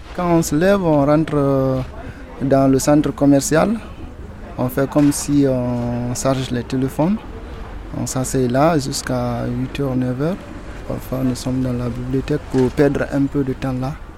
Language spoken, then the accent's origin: French; Boké, Boké Region, Guinea; moved away as an adult; now in France; Je suis né en Guinée, à, à Boké précisément